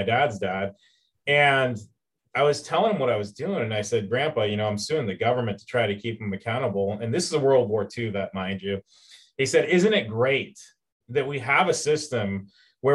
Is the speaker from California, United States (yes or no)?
yes; Auburn, California, United States; I'm actually a California kid. I grew up in the Sacramento area, a small town called Auburn